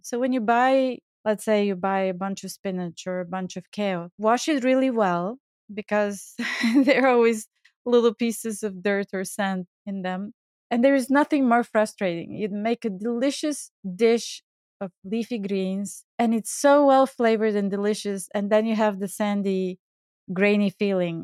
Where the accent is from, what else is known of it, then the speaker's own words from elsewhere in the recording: Bulgaria; moved away; I grew up in Bulgaria